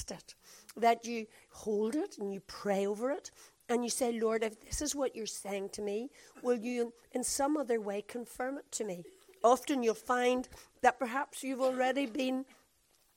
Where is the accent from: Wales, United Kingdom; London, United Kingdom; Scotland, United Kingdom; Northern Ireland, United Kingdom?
Northern Ireland, United Kingdom; Belfast; from Belfast